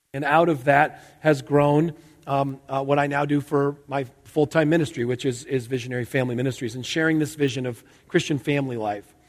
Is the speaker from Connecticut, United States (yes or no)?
yes; outside Hartford, Connecticut, United States; I grew up in Connecticut, outside Hartford.